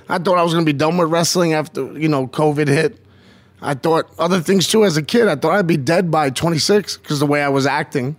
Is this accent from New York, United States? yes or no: yes; Yonkers, New York, United States; also born or lived in Bronx; I was born in the Bronx, uh, University Avenue, but then grew up in Yonkers